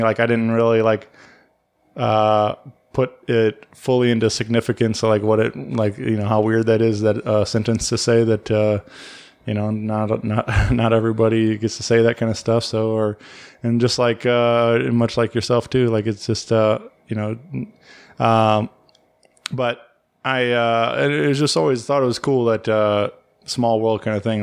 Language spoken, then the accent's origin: English; Wentzville, Missouri, United States; growing up in Wentzville, I always felt like it was, there was nothing to nothing in this town